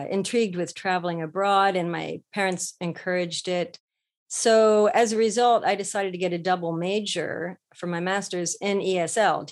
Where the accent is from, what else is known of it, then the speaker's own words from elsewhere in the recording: Ohio, United States; moved away as an adult; now in Japan; I'm from Ohio in the US. So I was pretty landlocked most of my growing up life.